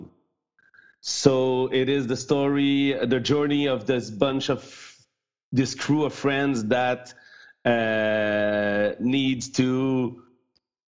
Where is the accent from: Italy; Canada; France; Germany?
Canada; first language French; English is a second language